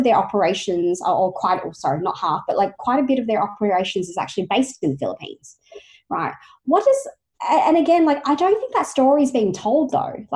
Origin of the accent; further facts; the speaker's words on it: Australia; myself being Asian Australian